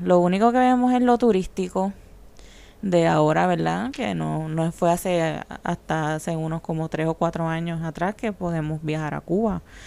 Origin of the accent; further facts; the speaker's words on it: Puerto Rico; nosotros que somos parte de Estados Unidos